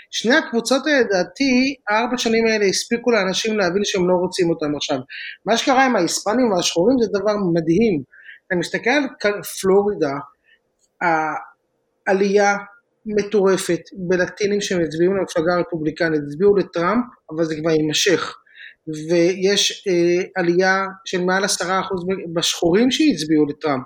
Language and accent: Hebrew; Israel; moved away as an adult; now in California, United States; אנחנו בארץ גדלים כישראלים